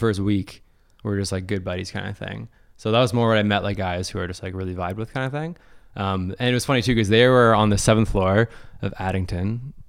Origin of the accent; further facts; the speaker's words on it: Mississauga, Ontario, Canada; Meadowvale, to be particular.